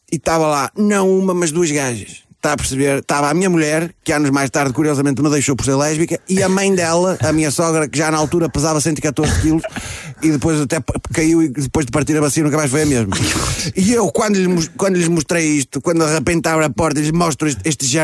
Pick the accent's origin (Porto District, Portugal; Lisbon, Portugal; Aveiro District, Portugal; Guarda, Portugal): Guarda, Portugal; Escalhão; Que eu não sou de lá. Eu sou do Escalhão. Faz parte do Conselho, mas é um bocadinho mais para cima. Eu fui para lá com 18 anos, só com a roupa do corpo